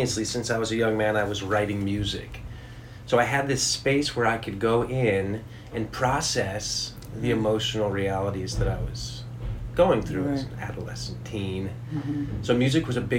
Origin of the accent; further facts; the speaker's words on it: Hinsdale, Illinois, United States; I grew up just outside of Chicago